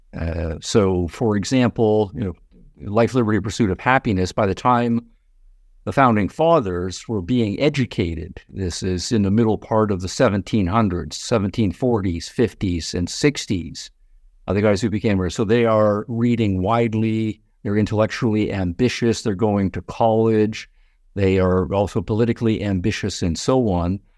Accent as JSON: {"language": "English", "country": "Canada", "moved": "yes", "lives_now": "United States", "said": "I'm from Canada originally"}